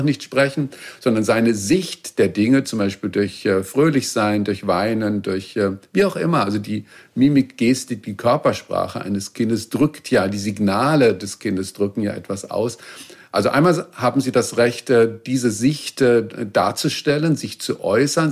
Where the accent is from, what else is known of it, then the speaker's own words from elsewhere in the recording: Baden-Württemberg, Germany; Ich bin in Baden-Württemberg zur Schule gegangen